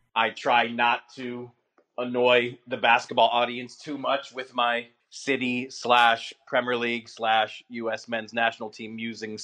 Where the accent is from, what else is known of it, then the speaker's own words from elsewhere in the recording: California, United States; my little fifth grade team in California